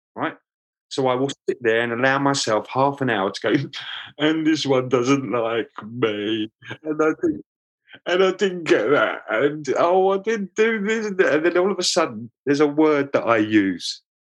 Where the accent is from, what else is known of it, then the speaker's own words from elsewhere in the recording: London, United Kingdom; accent: Cockney; moved away; I was born in Lambeth, um, which is south of the river in London, um, and that makes me a Cockney.